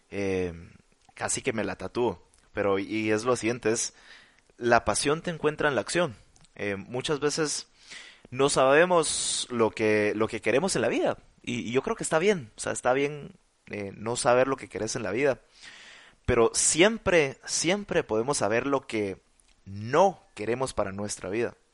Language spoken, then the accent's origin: Spanish; Mexico; como Marcel, como otros mexicanos.